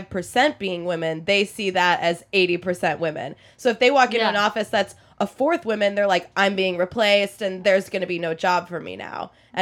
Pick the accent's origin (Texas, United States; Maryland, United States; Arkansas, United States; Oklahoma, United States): Oklahoma, United States; now in New York, United States; people my whole life asked me if I was from New York because my dad's from Philly. And I had this like East Coast energy yeah. for this Jew raised in Oklahoma.